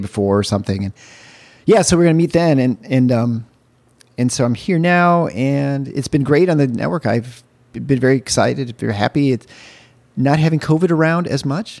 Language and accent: English; Michigan, United States; I'm from Michigan